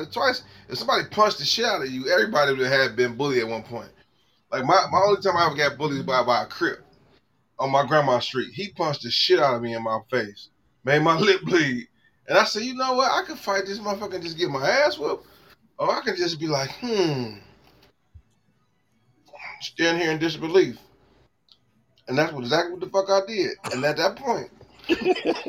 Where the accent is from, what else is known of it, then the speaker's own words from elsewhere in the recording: Cleveland, Ohio, United States; I claim St. Clair. I'm off St. Clair. I claim the West 28 Project, and I'm from the West 28 Project.